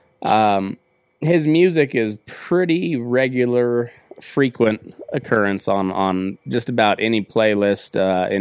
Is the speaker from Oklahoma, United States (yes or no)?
no; southeast Colorado, United States; now in Nevada, United States; I grew up just a little bit east of the Rockies in southeast corner of Colorado, kind of in homesteader territory.